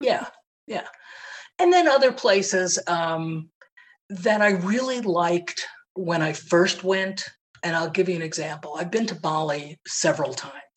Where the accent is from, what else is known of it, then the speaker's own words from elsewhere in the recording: New York City, New York, United States; I grew up in Manhattan